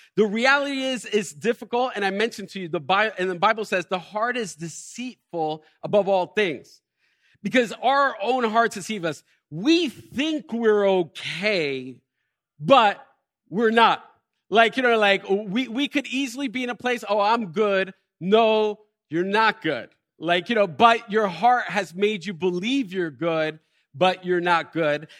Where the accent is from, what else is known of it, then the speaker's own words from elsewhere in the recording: Elizabeth, New Jersey, United States; I was born and raised in Elizabeth